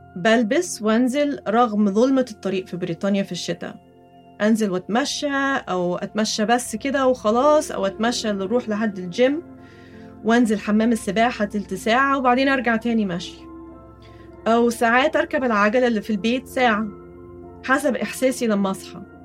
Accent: Egypt; وأنا كمصرية أصيلة

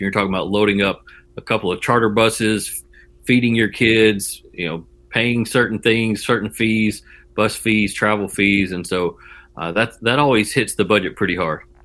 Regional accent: Jackson, Tennessee, United States; I grew up in West Tennessee, kind of around the Jackson, Tennessee area, and I moved to East Tennessee around 1997 to go to school at UT

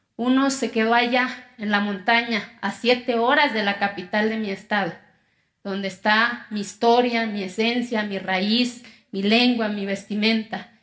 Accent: Quiegolán, Oaxaca, Mexico; first language Zapotec; Spanish is a second language; moved away; Yo vengo de una comunidad que se llama Quiegolán, de los 570 municipios que tiene mi estado. Soy indígena, mi lengua materna es el zapoteco.

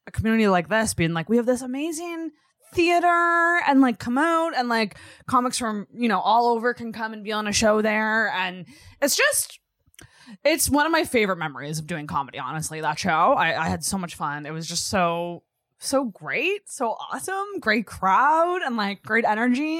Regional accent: Antigonish, Nova Scotia, Canada; I'm from Anagonish, which is also, like, it's a small town

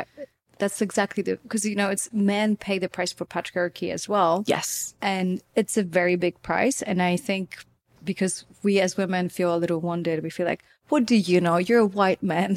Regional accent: Poland; growing up in Poland

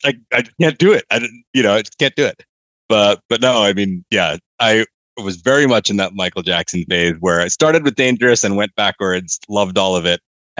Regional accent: Laos; also born or lived in New York, United States / Malaysia; So I was born in New York. Started moving abroad when I was about 7 and then moved back when I was 14. So a lot of what I consider my growing up from 7 to 14 was in Laos and Malaysia.

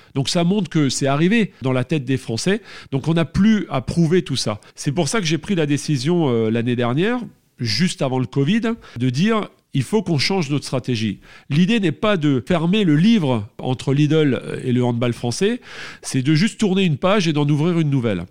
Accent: Alsace, Grand Est, France; Je suis alsacien dans mon petit village à Maestratam

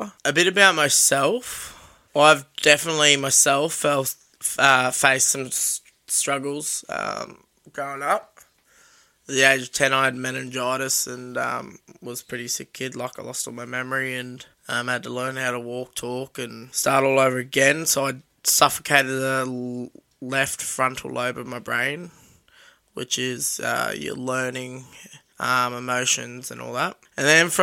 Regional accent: Sunshine Coast, Queensland, Australia; moved away as an adult; also born or lived in Alpha / Rockhampton; where I grew up on the Sunshine Coast

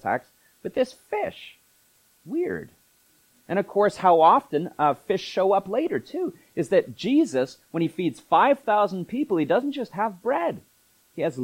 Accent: Canada; we're Canadians

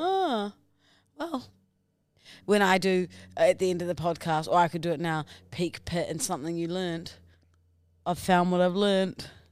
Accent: New Zealand; accent: Kiwi

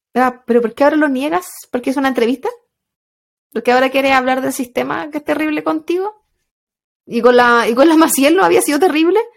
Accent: Chile; también somos chilenas

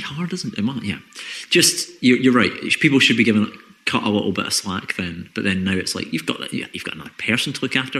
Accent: Scotland, United Kingdom; especially being Scottish

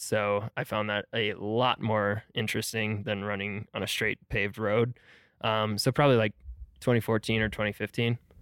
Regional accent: Milwaukee, Wisconsin, United States; also born or lived in Madison, Wisconsin; I grew up, uh, basically around Milwaukee, Wisconsin.

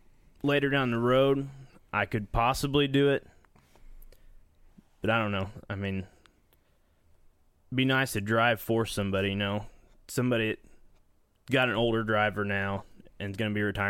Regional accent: Columbus, United States; I'm from Columbus

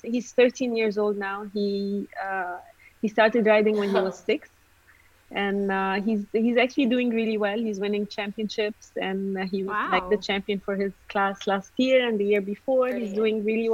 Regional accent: Egypt; moved away; I come from Egypt

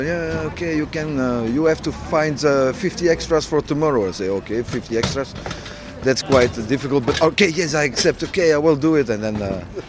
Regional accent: Brussels, Brussels-Capital Region, Belgium; English is a second language; I'm from Brussels

